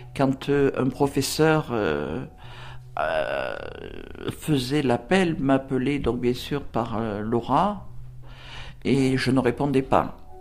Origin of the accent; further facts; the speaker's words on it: near Draguignan, Provence-Alpes-Côte d'Azur, France; La ville la plus proche était Draguignan. Euh, ma tata habitait en pleine, euh, en pleine campagne, à 4 km, euh, campagne, colline, à 4 km du village. Elle m'a récupéré, j'avais deux ans et demi